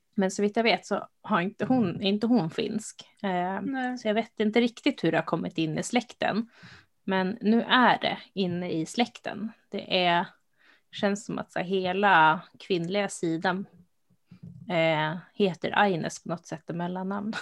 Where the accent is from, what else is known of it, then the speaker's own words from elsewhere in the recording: Uppsala, Uppsala County, Sweden; moved away; jag är ju från Uppsala, eh, som vi kanske har nämnt någon gång. Så min liksom, nu bor jag inte där längre